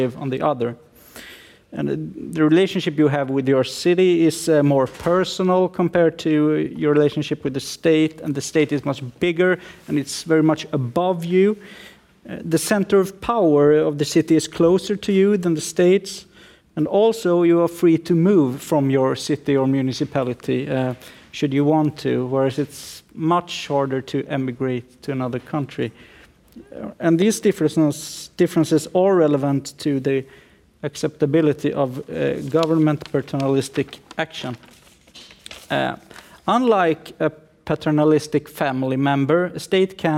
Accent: Sweden; I'm a lawyer from Sweden

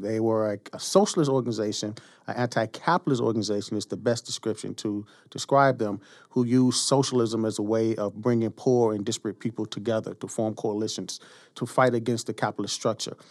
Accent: Chicago, Illinois, United States; growing up in Chicago, the two martyrs of the movement that were instilled in us as children were first Emmett Till and second Fred Hampton

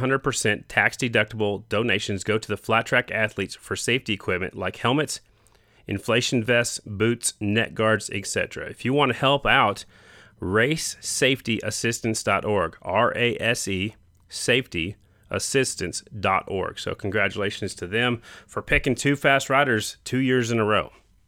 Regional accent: South Dakota, United States; I was born in South Dakota, just on the other side of the state

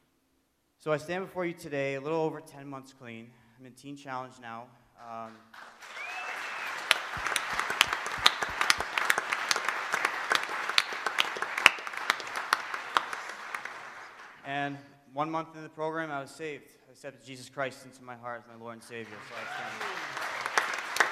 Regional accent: Framingham, Massachusetts, United States; I grew up in Framingham, Massachusetts, in a really loving, supporting family

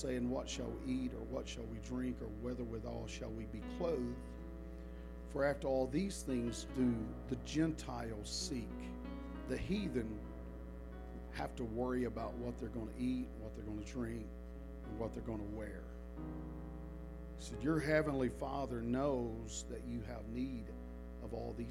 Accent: the South, United States; I am from the South

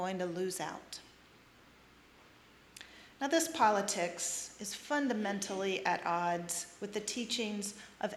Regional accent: North Carolina, United States; moved away; Growing up in North Carolina

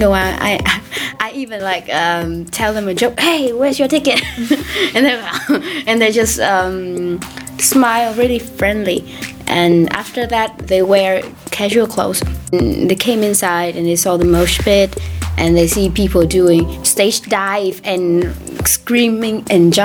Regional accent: Vietnam; I'm from Vietnam

